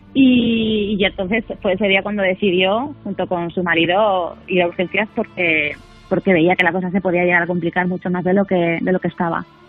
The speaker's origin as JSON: {"language": "Spanish", "town": "Valencia", "region": "Valencian Community", "country": "Spain", "moved": "yes", "lives_now": "Palma de Mallorca, Spain", "said": "toda mi familia es de Valencia"}